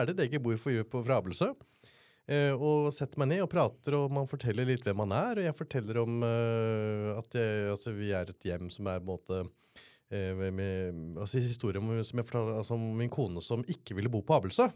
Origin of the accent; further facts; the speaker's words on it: Oslo, Norway; also born or lived in Elverum; jeg er fra Elverum, har ja. vokst opp på Bøler